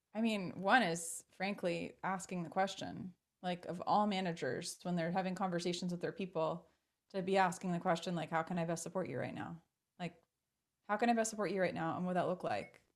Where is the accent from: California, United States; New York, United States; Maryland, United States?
Maryland, United States; Baltimore; born and raised in Baltimore, Maryland